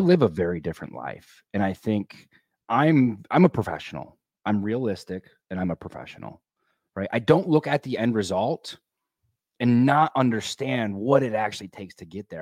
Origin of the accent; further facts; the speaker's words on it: Michigan, United States; moved away as an adult; also born or lived in Colorado; I grew up in the Midwest, you know, uh, in Michigan